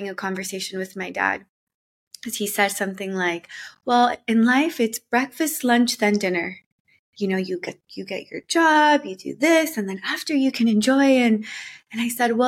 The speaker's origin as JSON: {"language": "English", "town": "Miami", "region": "Florida", "country": "United States", "tie": "born or raised there", "also_born_or_lived": "Colombia", "said": "my family moved to Miami when I was around 8 years old. So I grew up in Miami"}